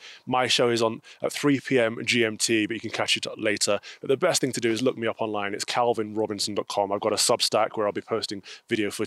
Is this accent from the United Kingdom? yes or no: yes; England, United Kingdom; I'm a Brit. I'm an Englishman. I belong to England.